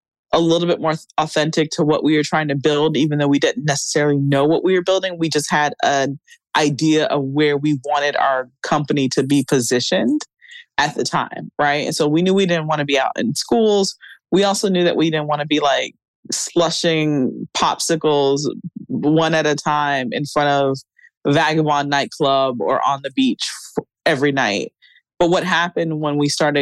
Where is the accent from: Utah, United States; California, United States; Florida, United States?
Florida, United States; South; growing up in South Florida